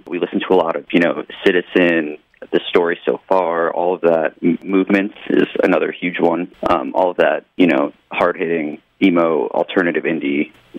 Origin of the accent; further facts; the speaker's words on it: New Jersey, United States; now in South Florida, United States; Yeah, I came from New Jersey.